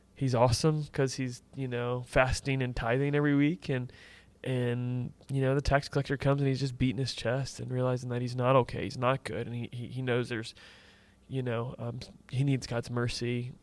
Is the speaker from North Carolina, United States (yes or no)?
no; Tampa Bay area, Florida, United States; I grew up in the Tampa Bay area